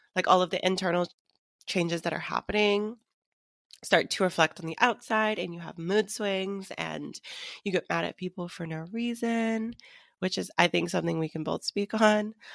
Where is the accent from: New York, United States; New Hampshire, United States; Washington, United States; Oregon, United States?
Washington, United States; Seattle; moved away; I went back home to visit Seattle